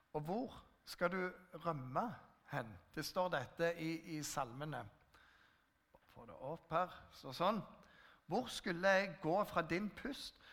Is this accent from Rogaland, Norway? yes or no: yes; Jæren, Rogaland, Norway; Jeg kommer fra Jæren